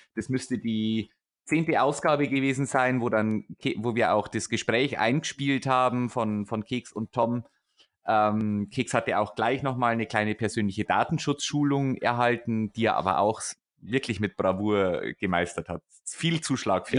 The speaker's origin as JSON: {"language": "German", "area": "Upper Palatinate", "region": "Bavaria", "country": "Germany", "said": "Ich bin Oberpfälzer"}